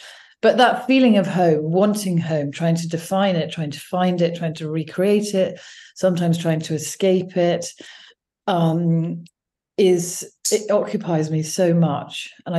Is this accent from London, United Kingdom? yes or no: no; Wiltshire, South West England, United Kingdom; moved away as an adult; also born or lived in Oxford; now in Washington, D.C., United States; on my seventh birthday, we moved to a village in Wiltshire, because my mother, my sister and me were the youngest of her five children